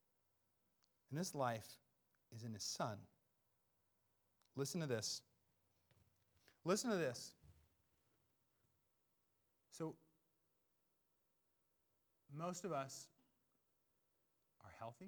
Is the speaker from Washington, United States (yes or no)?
yes; Seattle, Washington, United States; I'm just from Seattle